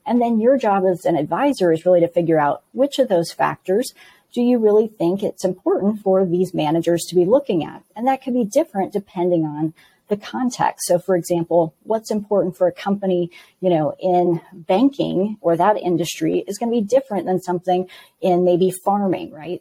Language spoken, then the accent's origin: English; Midwest, United States; moved away; also born or lived in West Coast; I am from the Midwest originally, spent 15 years on the West Coast, and have recently made my way back to the Midwest.